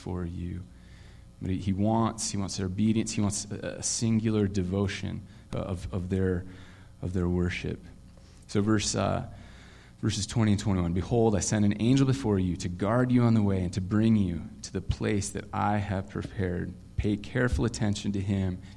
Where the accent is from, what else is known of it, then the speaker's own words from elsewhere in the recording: Vancouver, Washington, United States; also born or lived in Portland, Oregon, United States; I was born in Portland, lived there until I think I was nine, and then found out that we were moving to this land I'd never heard of called Vancouver